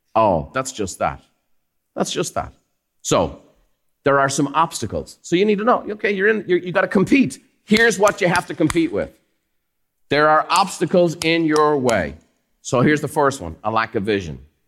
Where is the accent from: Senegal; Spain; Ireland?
Ireland; now in United States; Growing up in Ireland is fantastic. I love where I come from.